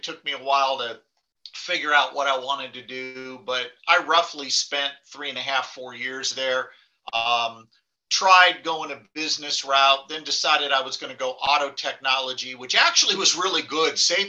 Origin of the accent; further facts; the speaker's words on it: Granada Hills, California, United States; Southern Cal, Granada Hills.